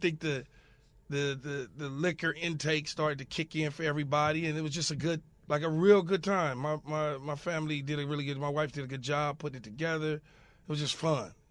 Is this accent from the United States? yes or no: yes; Los Angeles, California, United States; growing up in South Los Angeles